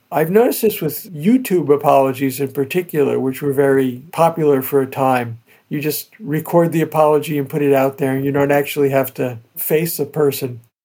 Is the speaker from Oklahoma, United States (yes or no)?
no; New Jersey, United States; I grew up in New Jersey with all these old Italian families